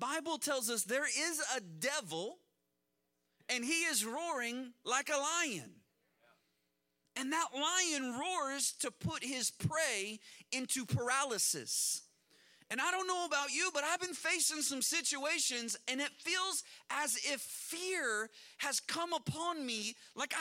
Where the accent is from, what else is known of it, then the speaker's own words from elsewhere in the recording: Kansas, United States; I grew up in Kansas, and when I was in third grade, we had a tornado